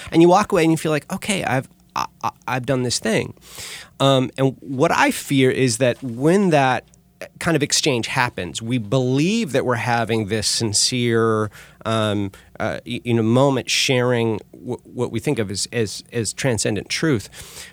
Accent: California, United States; moved away as an adult; also born or lived in Texas; growing up in California

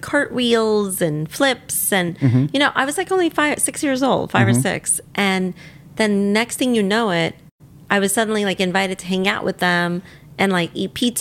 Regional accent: New York City, New York, United States; I grew up in Staten Island on this street

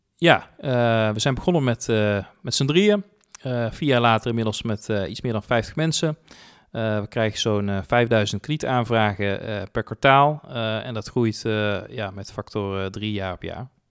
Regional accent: 's-Hertogenbosch, North Brabant, Netherlands; also born or lived in Tilburg; opgegroeid in Den Bosch, hier ook naar school gegaan

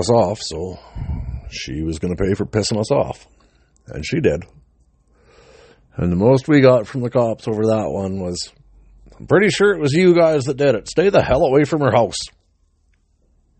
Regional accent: British Columbia, Canada; away from my hometown in BC

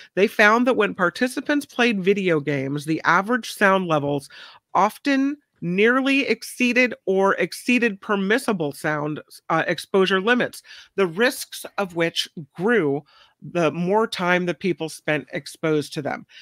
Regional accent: Hawaii, United States; I was born in Hawaii, so I called my grandmother Tutu, which is grandma in Hawaiian

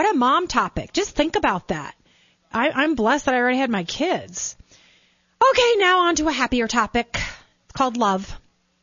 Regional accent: Minnesota, United States; now in Denver, United States; I grew up in Minnesota

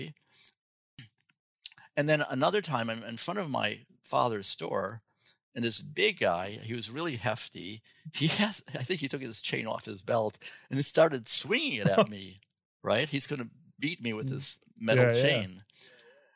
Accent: Chicago, Illinois, United States; moved away; also born or lived in Champaign-Urbana, Illinois; Growing up in Chicago

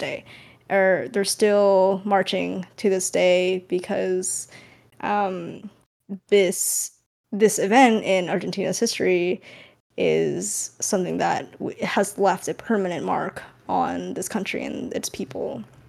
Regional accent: California, United States; I'm from California

